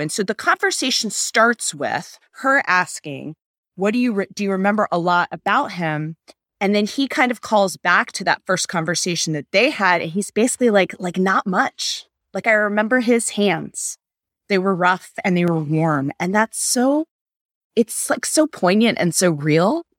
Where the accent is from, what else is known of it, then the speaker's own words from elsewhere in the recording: United States; an American adult studying for the bar exam